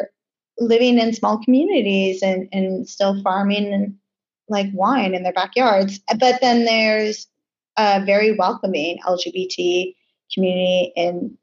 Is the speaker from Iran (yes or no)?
no; Canada; moved away as an adult; also born or lived in New York; now in Bahamas; growing up in Canada, we're so multicultural